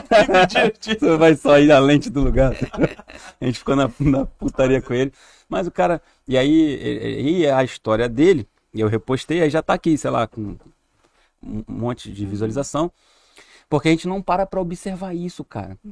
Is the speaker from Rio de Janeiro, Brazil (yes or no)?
yes; Rio de Janeiro, Brazil; moved away; eu sou do Rio